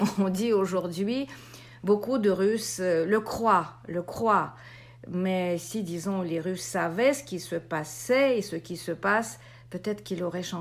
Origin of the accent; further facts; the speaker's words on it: Russia; moved away; Bon, moi j'ai quitté la Russie en 93, alors je j'ai pas quand même vécu l'ampleur de, de de ce, de ce cauchemar.